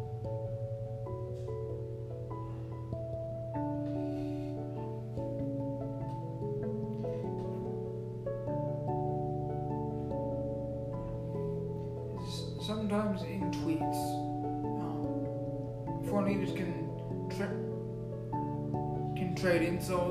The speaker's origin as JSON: {"language": "English", "country": "United States", "said": "as the American people"}